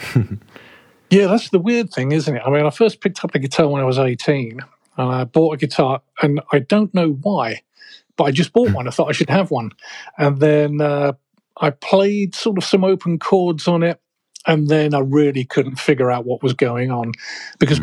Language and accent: English; United Kingdom; moved away as an adult; now in Chicago, United States; I'm originally a Brit.